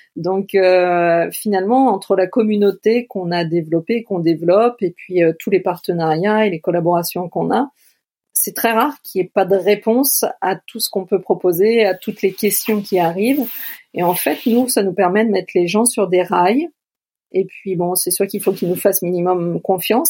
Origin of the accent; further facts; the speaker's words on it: France; chez nous en France